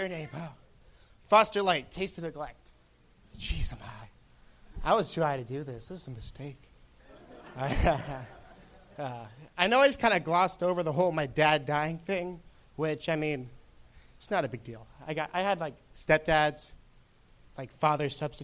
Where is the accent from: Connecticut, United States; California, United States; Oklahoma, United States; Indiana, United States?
California, United States; Orange; City of Orange, Orange County.